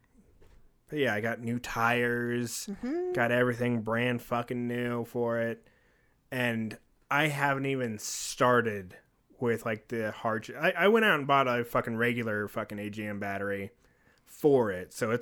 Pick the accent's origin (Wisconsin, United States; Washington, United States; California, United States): California, United States; born there; What? Why do you think I was born in Mexico? I was born in California.